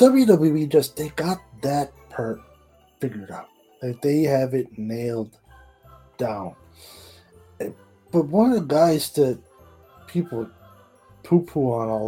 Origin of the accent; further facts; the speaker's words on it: Port Union, Newfoundland and Labrador, Canada; moved away as an adult; I'm from Newfoundland, Port Union, Newfoundland.